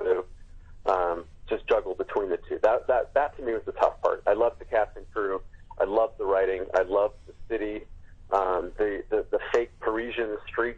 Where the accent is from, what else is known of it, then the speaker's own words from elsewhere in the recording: Los Angeles, California, United States; I've been a Lakers fan growing up in Los Angeles